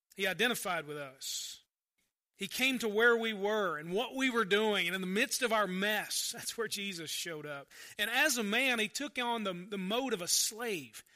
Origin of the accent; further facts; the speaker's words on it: United States; growing up Christian in America